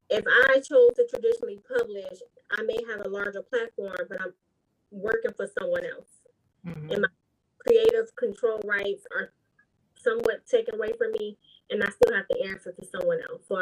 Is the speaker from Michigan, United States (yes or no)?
yes; Detroit, Michigan, United States; I'm from Detroit, Michigan, born and raised.